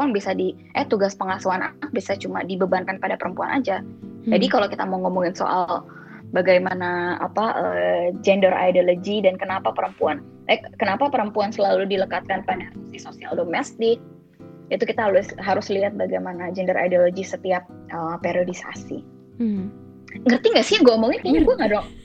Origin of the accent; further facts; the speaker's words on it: Bangka Belitung Islands, Indonesia; misalnya gue orang Bangka ya gue kan makannya uh, nasi putih eh nasi merah nih kita